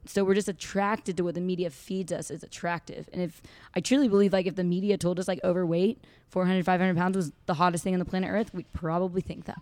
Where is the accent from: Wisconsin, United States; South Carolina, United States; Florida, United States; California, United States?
California, United States; Santa Barbara; moved away as an adult; now in Fort Worth, United States; I am from Santa Barbara, California